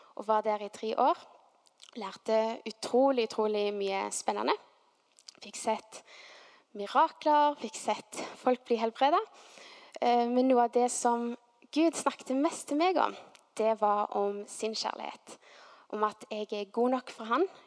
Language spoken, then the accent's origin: Norwegian; Stavanger, Rogaland, Norway; så var vi nede i Stavanger sentrum vokste opp